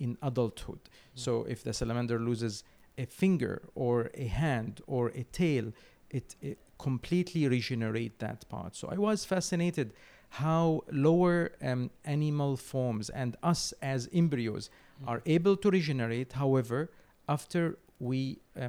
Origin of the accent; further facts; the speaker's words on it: Syria; moved away as an adult; now in London, United Kingdom; I come from Syria.